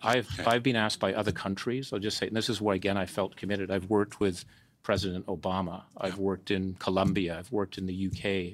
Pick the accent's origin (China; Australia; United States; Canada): Canada; And as a Canadian, I wanted to give something back.